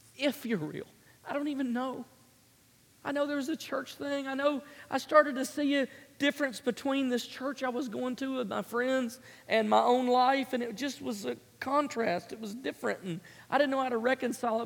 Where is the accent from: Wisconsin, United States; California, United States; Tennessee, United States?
Tennessee, United States; Memphis; born and raised in Memphis, Tennessee